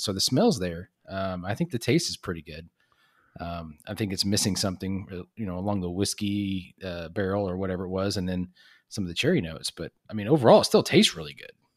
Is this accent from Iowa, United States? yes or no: no; Texas, United States; I grew up in Texas